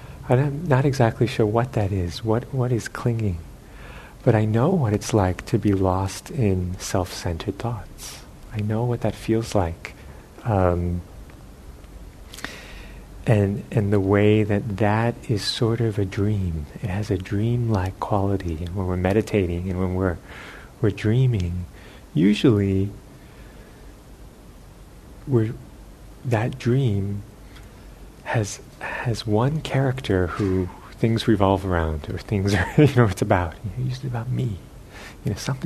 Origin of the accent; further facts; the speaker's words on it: United States; being American